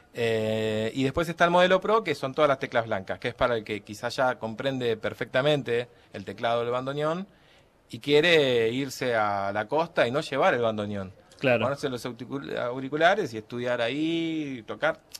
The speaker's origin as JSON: {"language": "Spanish", "country": "Argentina", "said": "somos argentinos"}